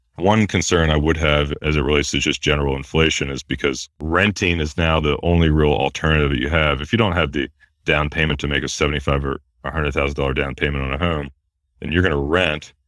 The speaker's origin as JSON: {"language": "English", "country": "United States", "said": "how lucky we are to be Americans"}